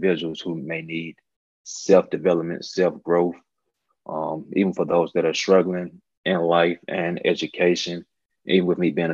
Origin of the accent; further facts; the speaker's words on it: Montgomery, Alabama, United States; moved away as an adult; also born or lived in Auburn, Alabama; now in Atlanta, United States; I'm originally from Montgomery, Alabama. Born and raised, went to school, high school, middle school, actually did K through 12 in Montgomery